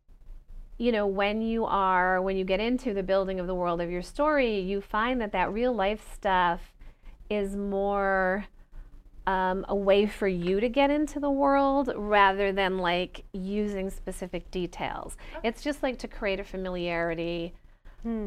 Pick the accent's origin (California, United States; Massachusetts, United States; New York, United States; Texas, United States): New York, United States; Rochester; my hometown of Rochester, New York.